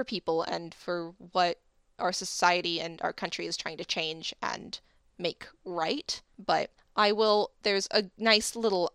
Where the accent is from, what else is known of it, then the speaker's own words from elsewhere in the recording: United States; we are American